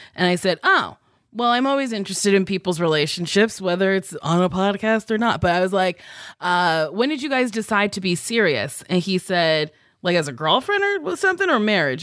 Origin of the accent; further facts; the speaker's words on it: New Jersey, United States; accent: Jersey; moved away; I sound very Jersey because that's where I grew up